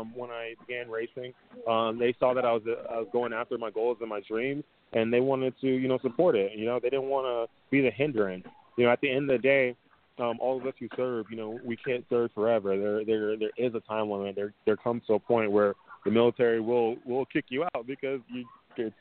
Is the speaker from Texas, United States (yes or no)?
yes; Dallas, Texas, United States; moved away; I grew up in Dallas, Texas.